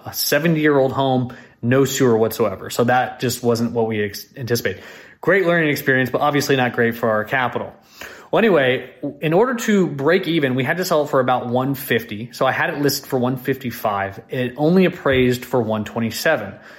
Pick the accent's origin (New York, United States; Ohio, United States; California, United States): California, United States; California Bay Area, United States; now in Austin, United States; I live here in Austin, Texas, but I'm originally from the California Bay Area